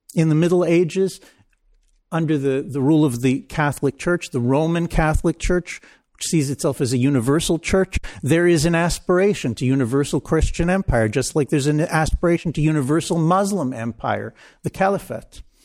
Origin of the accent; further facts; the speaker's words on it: Israel; I grew up in Israel.